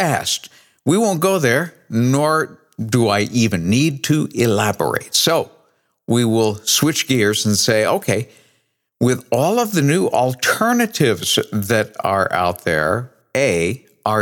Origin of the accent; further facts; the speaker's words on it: New England, United States; I grew up in New England